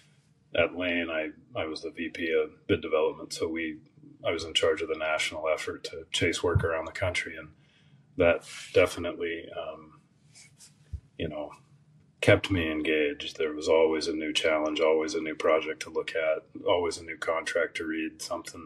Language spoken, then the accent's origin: English; Olympic Peninsula, Washington, United States; moved away as an adult; also born or lived in Ellensburg, Washington; now in Texas, United States; I grew up on the Olympic Peninsula in Washington State.